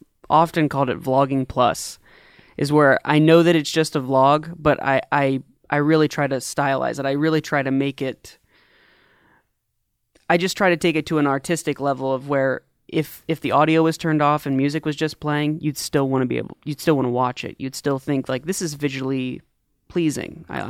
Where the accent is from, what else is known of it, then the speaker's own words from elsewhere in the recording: Daytona, Florida, United States; born there; I was born in Daytona, Florida.